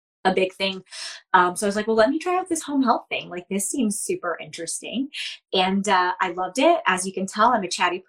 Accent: New York, United States; also born or lived in Baltimore; now in Philadelphia, United States; I'm from New York originally.

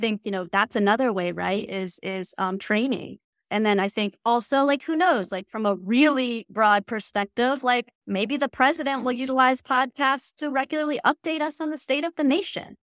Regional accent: the South, United States; I grew up in the South.

